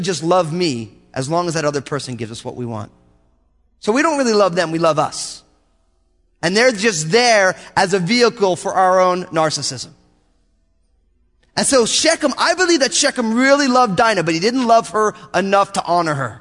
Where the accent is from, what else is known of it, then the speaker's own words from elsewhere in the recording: United States; I grew up in America